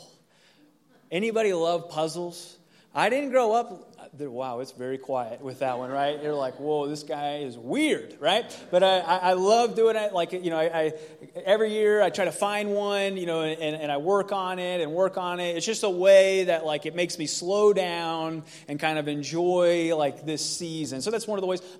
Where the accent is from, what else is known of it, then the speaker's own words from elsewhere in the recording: Cincinnati, Ohio, United States; moved away; it's where I grew up in Cincinnati, Ohio.